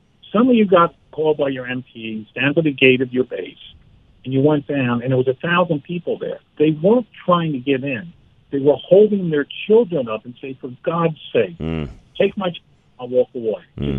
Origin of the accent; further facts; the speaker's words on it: Black Mountain, North Carolina, United States; Well, you know, I set the books in my hometown, Black Mountain, North